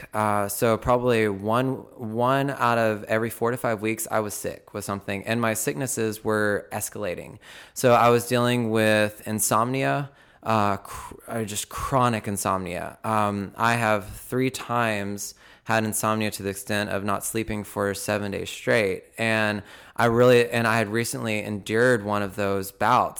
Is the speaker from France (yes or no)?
no; Belton, United States; I was born and raised in Belton